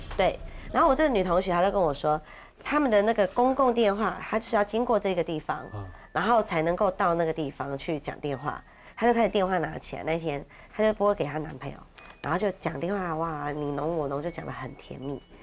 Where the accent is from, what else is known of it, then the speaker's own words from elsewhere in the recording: Keelung, Taiwan; 因为我是基隆人